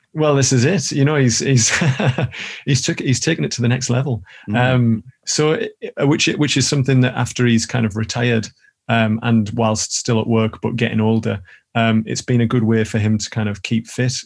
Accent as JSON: {"language": "English", "town": "Billingham", "region": "North East England", "country": "United Kingdom", "tie": "born or raised there", "lives_now": "Newcastle, United Kingdom", "said": "I'm still really good friends with a couple of the lads that I grew up with in Billingham"}